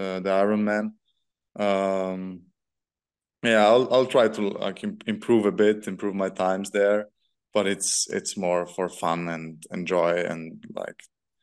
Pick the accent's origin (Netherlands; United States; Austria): Austria; Vienna; Vienna because it's my hometown.